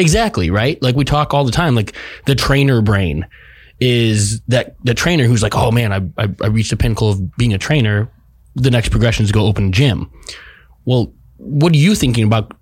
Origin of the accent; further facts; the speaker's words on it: Chicago, Illinois, United States; I grew up in Chicago, the house music scene